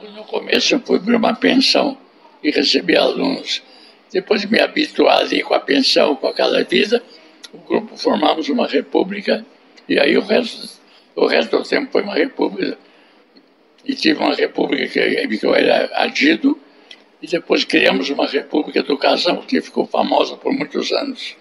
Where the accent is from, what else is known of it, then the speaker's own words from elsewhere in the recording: São Paulo, Brazil; also born or lived in Piracicaba; eu sou paulistano